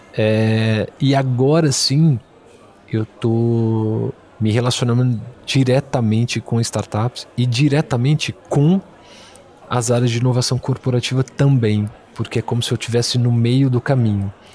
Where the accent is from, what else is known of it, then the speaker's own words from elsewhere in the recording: Belo Horizonte, Minas Gerais, Brazil; also born or lived in Rio de Janeiro; sou mineiro de Belo Horizonte